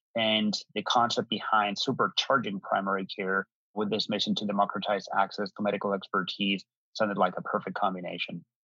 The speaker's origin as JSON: {"language": "English", "town": "Madrid", "region": "Community of Madrid", "country": "Spain", "tie": "born or raised there", "moved": "yes", "said": "I'm um, originally from Spain, born and raised in Madrid."}